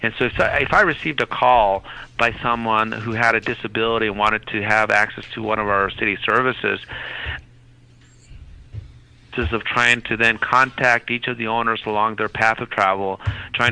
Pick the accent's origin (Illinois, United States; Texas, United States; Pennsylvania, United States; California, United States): Texas, United States; El Paso; I'm from El Paso